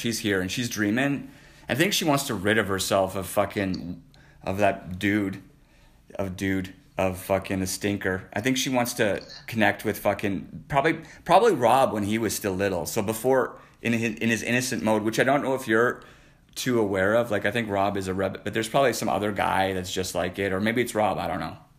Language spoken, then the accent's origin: English; Canada; I'm a Canadian.